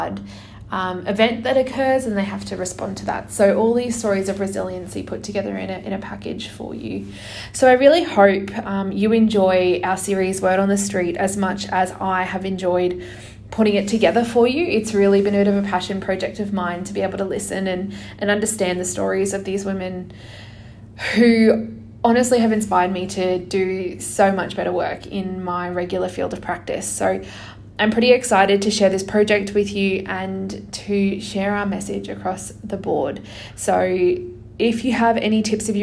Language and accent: English; Brisbane, Queensland, Australia; my hometown of Brisbane in Australia